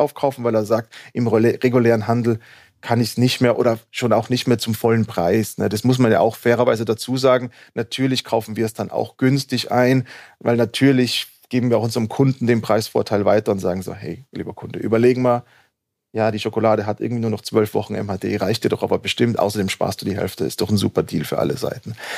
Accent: Innsbruck, Tyrol, Austria; moved away as an adult; also born or lived in United States; now in Berlin, Germany; aufgewachsen, groß geworden in Innsbruck, dort auch studiert

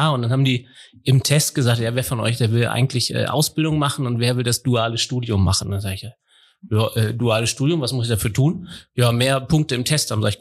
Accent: Lower Saxony, Germany; Also ich bin ja, ähm, wie man wie man unschwer hören kann, äh, Niedersachse. Ich habe noch nicht mal einen Akzent. Bin äh, groß geworden hier in der Nähe von Hannover.

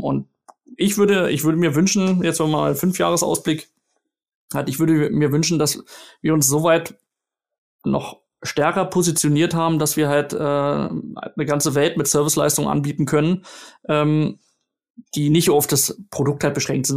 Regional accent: Berlin, Germany; moved away; meine Heimatstadt zurück nach Berlin

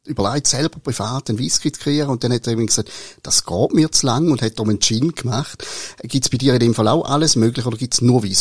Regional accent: St. Gallen, Switzerland; In dem kleinen Dorf in der Nähe von St. Gallen, wo ich aufgewachsen bin, gibt es heute zwei

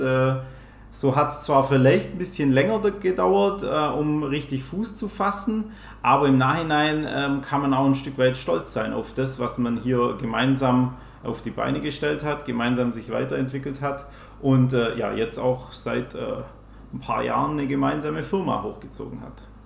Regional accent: Swabia, Baden-Württemberg, Germany; accent: Swabian; ich komme aus dem Schwabenländle. Vielleicht hört man es auch ab und zu.

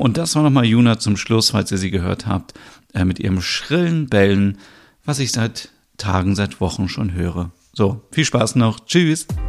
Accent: North Germany, Germany; Ich bin ja in der Nähe von Hamburg aufgewachsen oder auch geboren

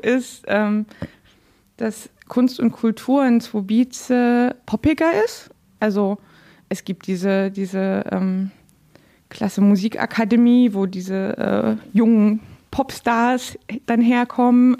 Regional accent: Dresden, Saxony, Germany; moved away as an adult; also born or lived in Görlitz / Zittau; now in Frankfurt (Oder), Germany; in Dresden, wo ich aufgewachsen bin

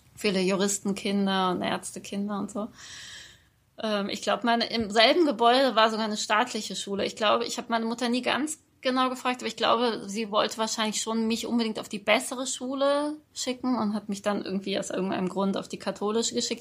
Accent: Germany; accent: Hochdeutsch (German, 'Piefke'); moved away as an adult; now in Austria

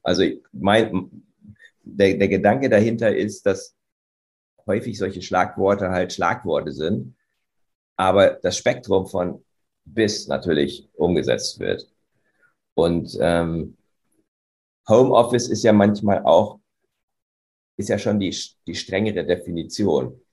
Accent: Göttingen, Lower Saxony, Germany; in meiner Heimatstadt Göttingen

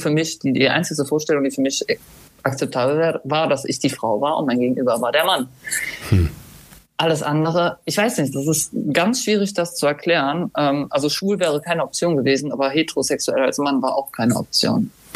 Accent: Germany; also born or lived in Cologne; Dann sind wir von Köln in die Eifel gezogen

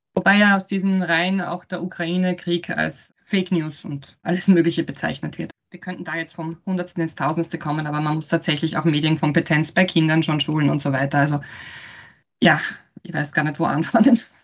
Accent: Styria, Austria; now in Vienna, Austria; Ich bin ursprünglich Steirerin und lebe in Wien

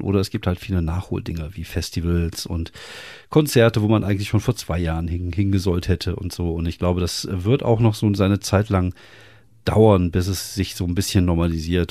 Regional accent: Wuppertal, North Rhine-Westphalia, Germany; ich komme aus Wuppertal

